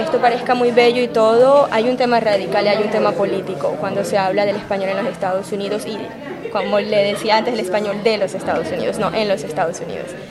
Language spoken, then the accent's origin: Spanish; Colombia; moved away as an adult; now in Chicago, United States; yo llego a la Universidad de Chicago como una colombiana que está estudiando literatura latinoamericana